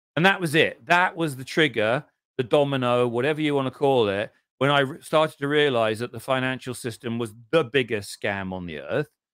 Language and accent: English; England, United Kingdom; of course I'm English